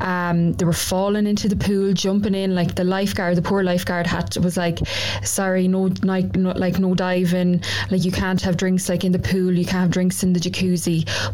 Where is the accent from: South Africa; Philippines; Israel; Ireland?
Ireland; I'm over from Ireland as well.